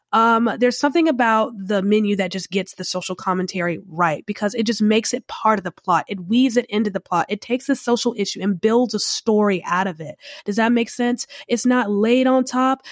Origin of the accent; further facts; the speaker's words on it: Charlotte, North Carolina, United States; now in New Orleans, United States; I'm originally from the Charlotte area, North Carolina